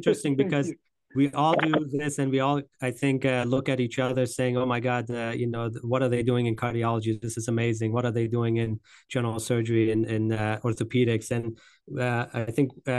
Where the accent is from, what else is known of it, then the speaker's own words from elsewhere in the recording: West Virginia, United States; also born or lived in Grand Rapids, Michigan; right here in my hometown, in my home state